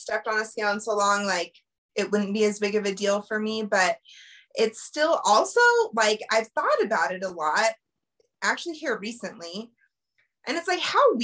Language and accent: English; Colorado, United States; I born and raised in Colorado, lived here my whole life